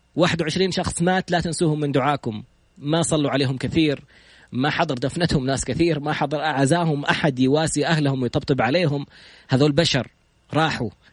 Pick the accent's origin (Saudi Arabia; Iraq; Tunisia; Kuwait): Saudi Arabia; انا سعودي